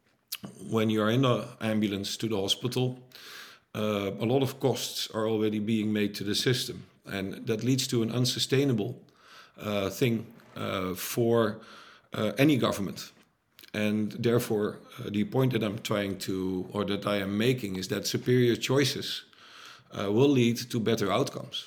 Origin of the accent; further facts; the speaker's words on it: Netherlands; I'm Dutch, by the way, so not American, I'm from Europe